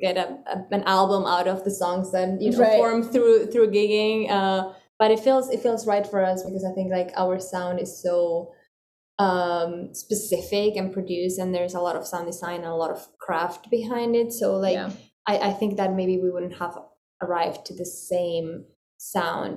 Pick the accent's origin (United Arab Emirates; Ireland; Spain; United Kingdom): Spain; moved away as an adult; now in New York, United States; I come from Spain. I originally studied there